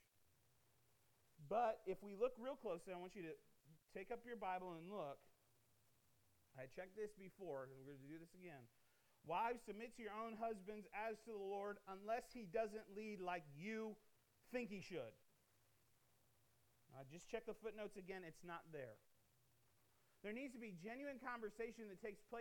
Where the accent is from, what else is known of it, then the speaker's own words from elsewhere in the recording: Midwest, United States; I grew up in the Midwest